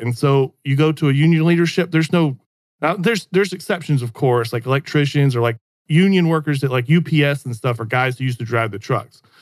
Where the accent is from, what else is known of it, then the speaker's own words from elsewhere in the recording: the South, United States; I'm a Southerner